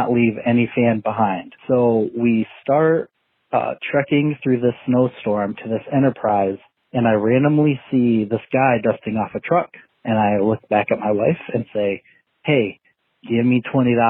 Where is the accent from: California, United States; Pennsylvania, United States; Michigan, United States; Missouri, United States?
Michigan, United States; West; we are from West Michigan